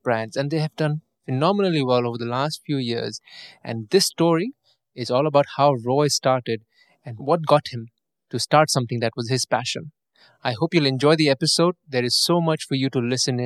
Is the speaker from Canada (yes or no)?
yes; Toronto, Ontario, Canada; moved away; I'm from Toronto. I stayed in Toronto for about 16 years